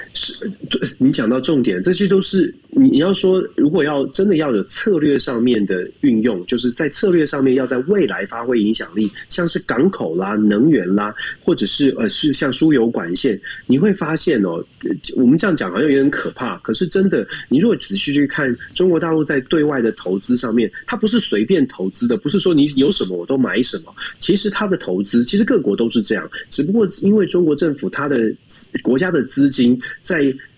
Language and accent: Chinese; Taiwan; 在台湾我们民主社会长大的